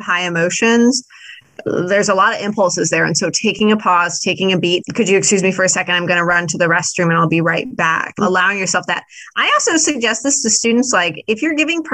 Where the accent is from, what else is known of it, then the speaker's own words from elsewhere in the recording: Midwest, United States; I am a Midwesterner